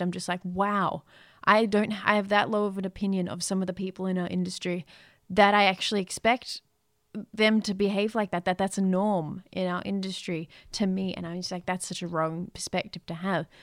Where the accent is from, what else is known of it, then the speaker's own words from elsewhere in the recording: Australia; we're Australian